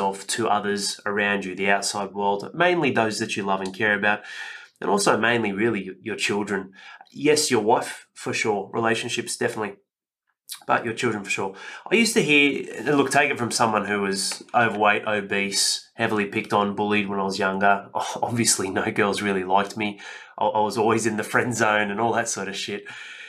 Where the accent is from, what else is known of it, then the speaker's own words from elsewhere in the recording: Penrith, New South Wales, Australia; also born or lived in Northern Beaches, Sydney; I grew up in Western Sydney in Penrith, and it wasn't a ghetto, but I lived in St Clair